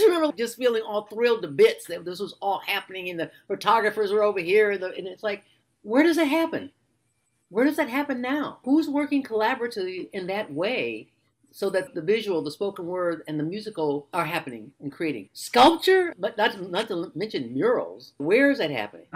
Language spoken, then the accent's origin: English; Detroit, Michigan, United States; I'm from Detroit